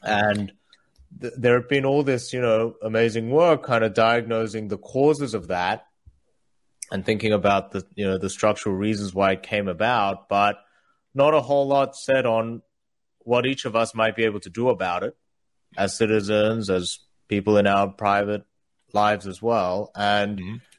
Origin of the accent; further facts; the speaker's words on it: Australia; English is a second language; also born or lived in South Korea; I moved from South Korea, where I was born, to Australia when I was eight